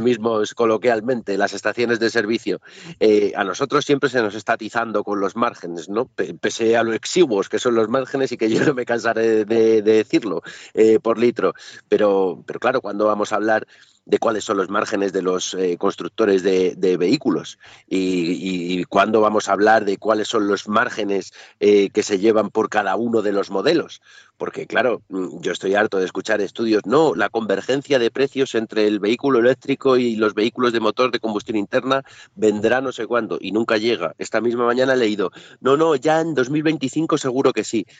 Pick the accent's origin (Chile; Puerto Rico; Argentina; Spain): Spain